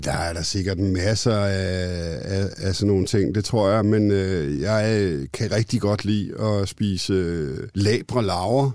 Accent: Copenhagen, Capital Region of Denmark, Denmark; also born or lived in London; jeg er københavnerdreng, jeg er, mm. er født i det, der hedder København K

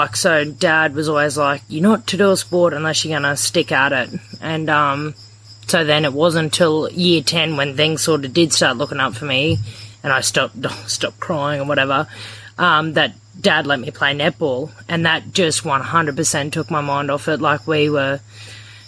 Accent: Injune, Queensland, Australia; I'm from a little town called Injern, Queensland, which is about 90 kilometres north of Roma

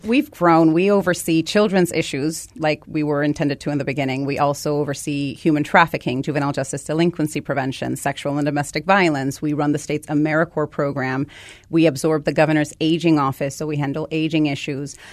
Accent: Guaynabo, Puerto Rico; moved away as an adult; now in United States; So I grew up in Puerto Rico, and I came here just to go to college.

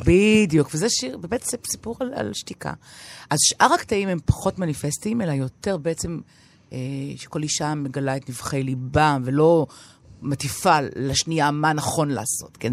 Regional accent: Tel Aviv, Tel Aviv District, Israel; moved away as an adult; also born or lived in Paris, France; נולדתי בתל אביב, גדלתי בתל אביב

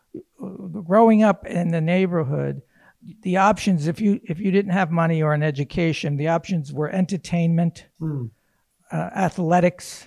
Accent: Hoboken, New Jersey, United States; I'm from Hoboken

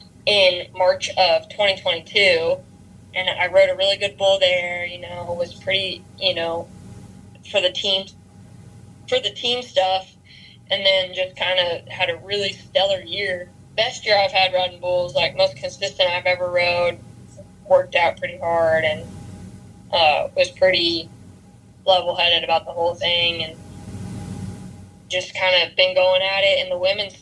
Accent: Texas, United States; that's where I've seen the most from being a Texan, you know, helping everyone that comes through.

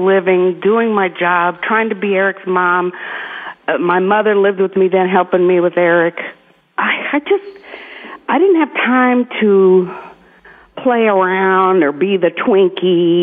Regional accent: Miami, Florida, United States; moved away as an adult; now in Tennessee, United States; I was born in Miami, in Miami Shores

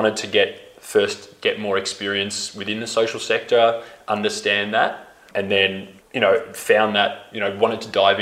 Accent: Melbourne, Victoria, Australia; moved away as an adult; also born or lived in Tanzania; growing up in Melbourne

